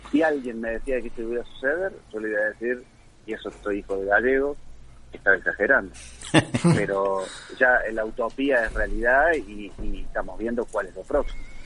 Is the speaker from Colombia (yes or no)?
no; Río Cuarto, Córdoba, Argentina; moved away as an adult; also born or lived in Buenos Aires / Mexico; Nací en Río Cuarto